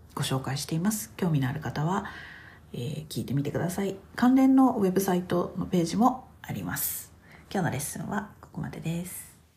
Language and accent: Japanese; Japan; 私たち日本に生まれた人たち